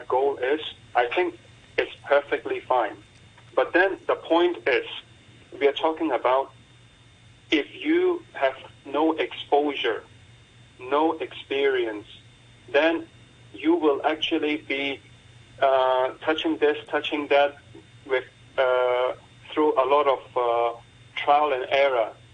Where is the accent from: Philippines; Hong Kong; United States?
Hong Kong; growing up in Hong Kong from a grassroots background